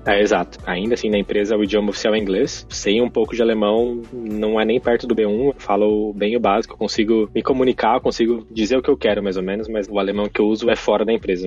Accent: São Paulo, Brazil; moved away as an adult; now in Berlin, Germany; sou de São Paulo, tenho 34 anos agora.

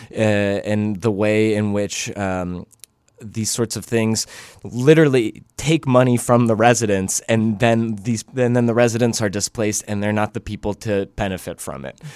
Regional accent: Atlanta, Georgia, United States; moved away; I'm from Atlanta originally

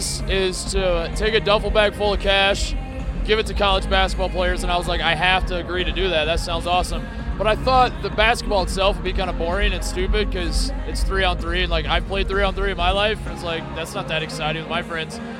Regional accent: Indiana, United States; I grew up in Indiana

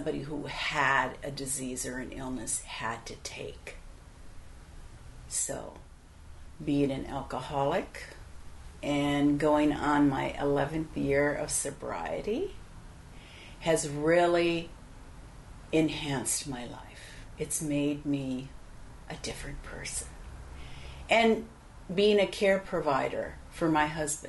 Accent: Midwest, United States; I have a Polish-German background from both parents, and I was born in the Midwest

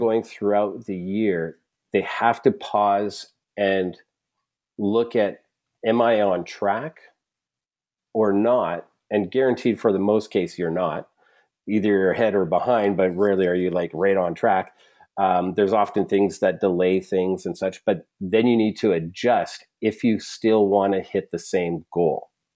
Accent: Alberta, Canada; I'm from Alberta

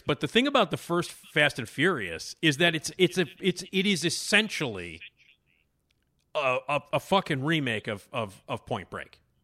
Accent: Chicago, Illinois, United States; I grew up here in Chicago

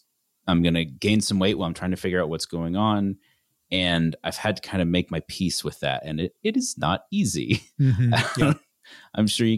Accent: Canada; I grew up in Canada.

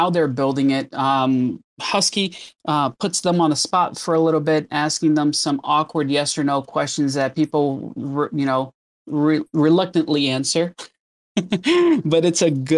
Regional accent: Brazil; now in Southern California, United States; I was born in Brazil, but I've been in the U.S. for, I don't know how many, like over 20 years now.

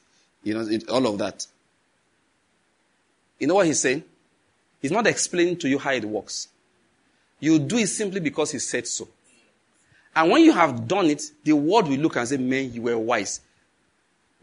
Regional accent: Nigeria; as a Nigerian

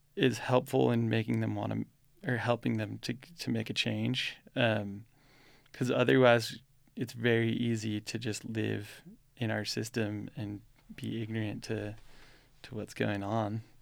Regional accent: United States; now in Utah, United States; I grew up in Lake Tahoe

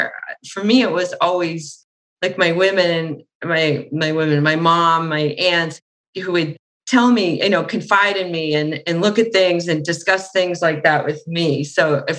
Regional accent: Boston, Massachusetts, United States; I was from Boston

